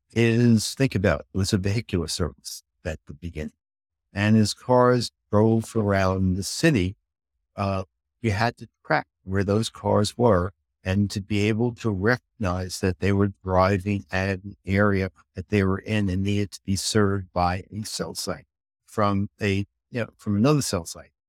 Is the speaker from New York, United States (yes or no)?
yes; New York City, New York, United States; moved away; where I grew up in Queens